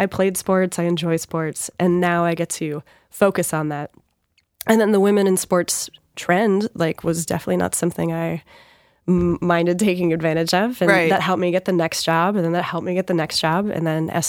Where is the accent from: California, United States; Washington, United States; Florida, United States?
Washington, United States; born there; also born or lived in Georgia / New York; So I was born in Washington State. We went to Georgia. Then we lived in upstate New York. My dad was part of the first Gulf War. So I remember he was deployed. Then we went back to Georgia, then back to Washington.